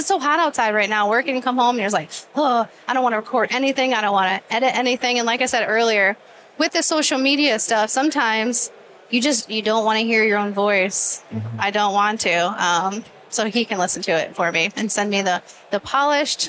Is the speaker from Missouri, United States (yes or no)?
no; Inkster, Michigan, United States; I grew up in Inkster in the ghetto